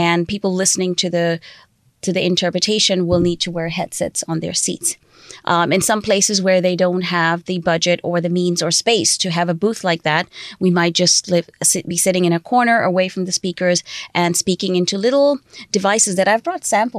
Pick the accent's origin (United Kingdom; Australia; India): India; I talk about India or I say I'm from India